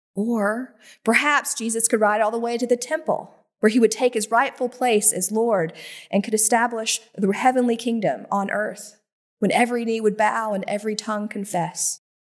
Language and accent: English; Greer, South Carolina, United States; It was a freshman class orientation at Greer High School in my hometown in South Carolina